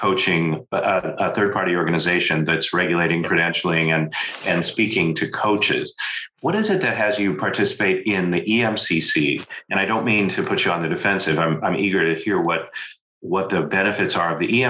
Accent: United States; as an American

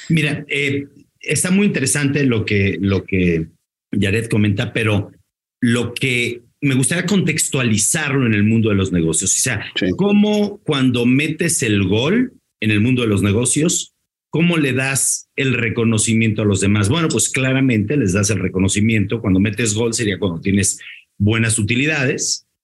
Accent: Mexico; como mexicanos

